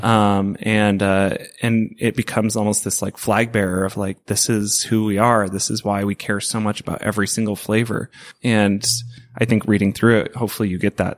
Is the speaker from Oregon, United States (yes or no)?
yes; Portland, Oregon, United States; I grew up in the Portland food scene. Like, this is, it's my home